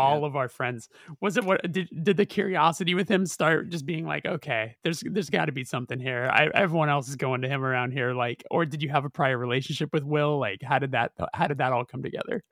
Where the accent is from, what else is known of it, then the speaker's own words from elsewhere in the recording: Los Angeles, California, United States; we're from Los Angeles